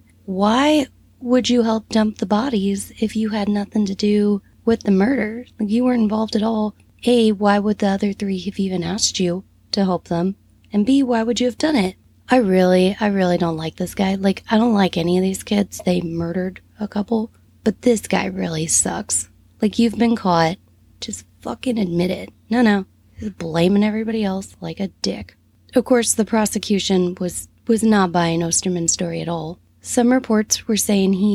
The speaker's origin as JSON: {"language": "English", "country": "United States", "said": "as an American"}